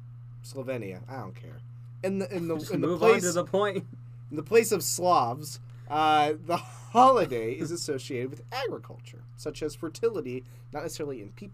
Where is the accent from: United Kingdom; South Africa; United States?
United States; Ohio; I'm from Corntown. Corntown, USA, formerly known as Ohio. It is just the biggest little town in the United States.